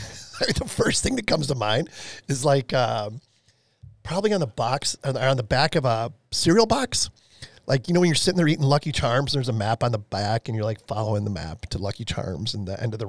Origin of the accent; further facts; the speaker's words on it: Chicago, Illinois, United States; I can remember as a little kid growing up in Chicago, I was probably, I don't know, 7 or 8, I'm guessing at the time.